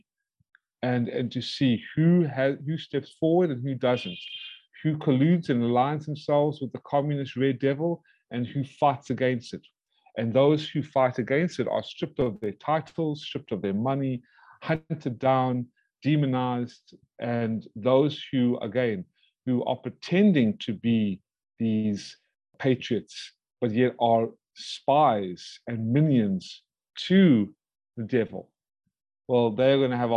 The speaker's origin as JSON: {"language": "English", "country": "United States", "said": "I'm an American citizen"}